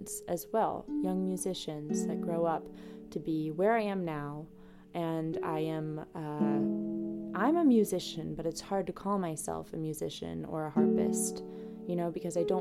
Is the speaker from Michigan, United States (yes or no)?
no; DeKalb, Illinois, United States; moved away as an adult; now in Milwaukee, United States; I'm from DeKalb, Illinois